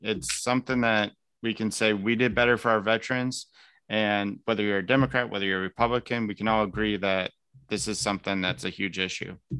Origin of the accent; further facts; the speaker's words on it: Elkhart, Indiana, United States; now in Greenwood, United States; I'm originally from Elkhart